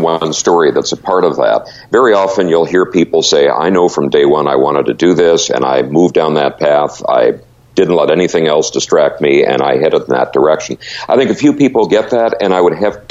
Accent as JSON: {"language": "English", "area": "Great Lakes area", "region": "Midwestern United States", "country": "United States", "tie": "born or raised there", "moved": "yes", "lives_now": "Seattle, United States", "said": "I grew up in the Midwestern United States in the Great Lakes area."}